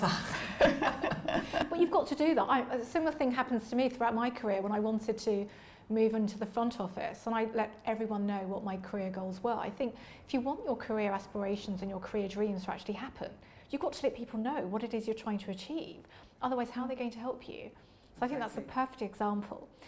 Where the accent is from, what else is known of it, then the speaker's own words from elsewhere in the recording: London, United Kingdom; I was born and raised in Leytonstone, East London